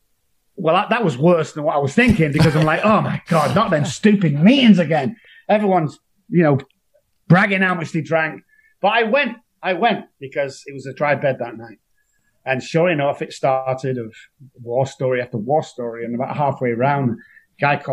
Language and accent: English; Manchester, North West England, United Kingdom; I come from Moss Side in Manchester, a bit like Beirut with lights